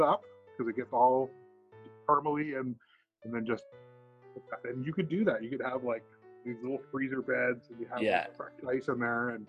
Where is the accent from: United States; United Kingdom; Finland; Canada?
Canada; Ontario; I grew up in Ontario